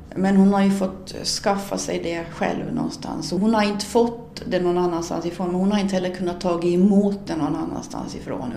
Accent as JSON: {"language": "Swedish", "town": "Sund", "region": "Åland", "country": "Åland Islands", "tie": "born or raised there", "said": "i den lilla byn Björby in till Sunds kyrka där jag är född och uppvuxen"}